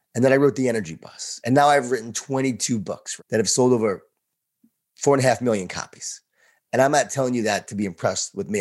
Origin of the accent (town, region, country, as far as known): Long Island, New York, United States; born or raised there